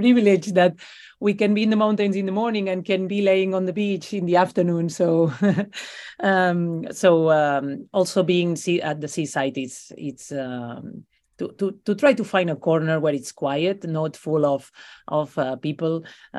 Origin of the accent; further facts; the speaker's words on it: Besalú, Catalonia, Spain; It's my hometown, where I come from. I come from a little village from the mountains called Besalú, which I recommend everybody to visit, because it's a Middle Ages beautiful village, only 2,000 people living there.